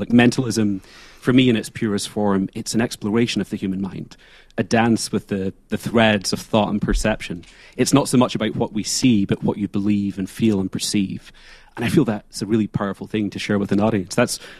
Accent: Scotland, United Kingdom; moved away as an adult; now in New York City, United States; So I'm from the lowlands of Scotland. I grew up in the Clyde Valley. And really, that's where I got my start.

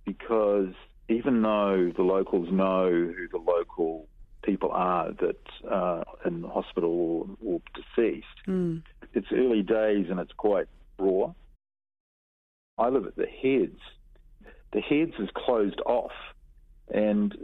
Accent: Ohope, Bay of Plenty, New Zealand; growing up in Ohopi, you're looking at the island all the time

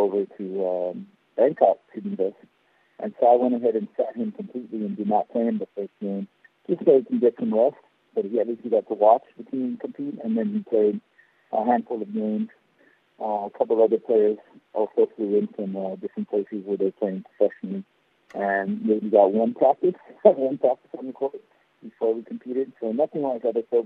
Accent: Guam; Michele is a good friend of mine growing up in Guam

